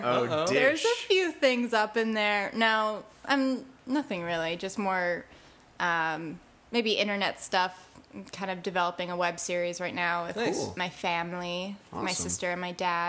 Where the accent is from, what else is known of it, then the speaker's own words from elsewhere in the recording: Connecticut, United States; also born or lived in New York City; I grew up in Connecticut. But it felt like I was sort of like 20 minutes out of New York State.